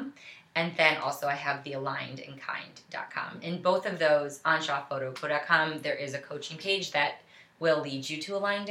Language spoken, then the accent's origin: English; Buffalo, New York, United States; I was born and raised in Buffalo, New York